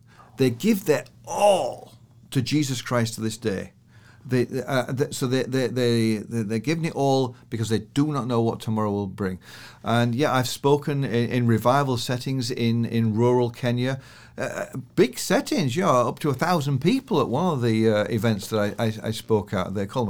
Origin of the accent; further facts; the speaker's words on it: United Kingdom; now in Canada; So I come from the British stiff, British over lip to relax into Canada